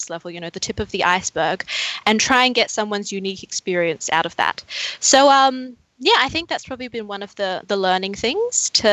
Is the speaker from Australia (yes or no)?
yes; Queensland, Australia; moved away as an adult; now in Melbourne, Australia; I'm originally from Queensland. I moved down here 4 years ago to start studying